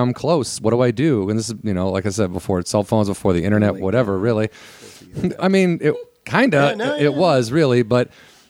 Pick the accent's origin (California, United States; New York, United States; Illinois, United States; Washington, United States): Illinois, United States; moved away as an adult; now in Los Angeles, United States; I'm from Illinois.